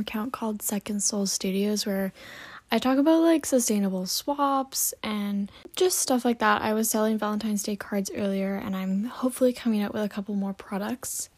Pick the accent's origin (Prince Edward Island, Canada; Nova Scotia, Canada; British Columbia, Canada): British Columbia, Canada; Vancouver; I'm from Vancouver, just like Silver is, and we actually grew up together. But yeah, I'm a Canadian